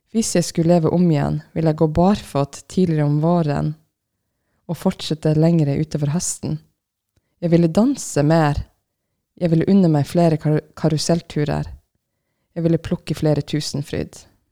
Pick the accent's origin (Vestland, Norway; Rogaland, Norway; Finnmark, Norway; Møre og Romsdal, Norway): Finnmark, Norway; Jeg er fra Finnmark